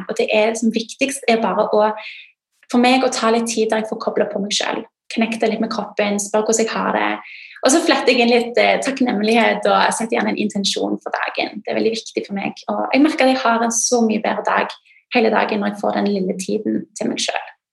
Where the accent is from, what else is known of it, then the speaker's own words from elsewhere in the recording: Norway; britisk, men født og oppvokst i Norge